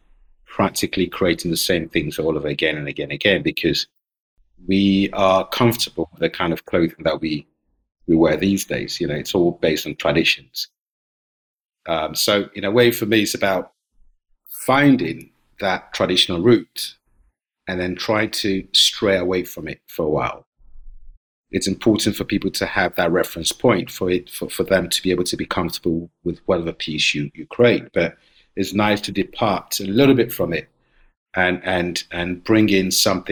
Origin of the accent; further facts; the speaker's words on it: Ghana; also born or lived in London, United Kingdom; now in Bergen, Norway; I was born in Ghana. I used to live in London